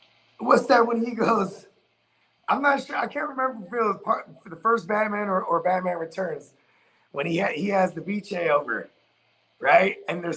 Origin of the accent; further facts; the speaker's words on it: California, United States; I'm from Cali.